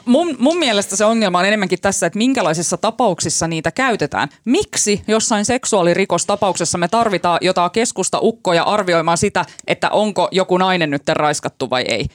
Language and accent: Finnish; Finland; mä oon Suomesta